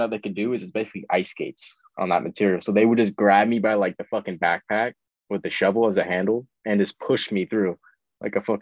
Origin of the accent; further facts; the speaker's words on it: Ireland; We're singing, we're both Irish, we're both singing like Irish folk songs.